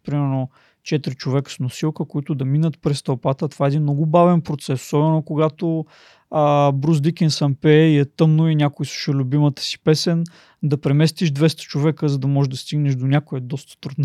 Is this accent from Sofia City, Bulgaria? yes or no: no; Plovdiv, Plovdiv Province, Bulgaria; родом съм от Пловдив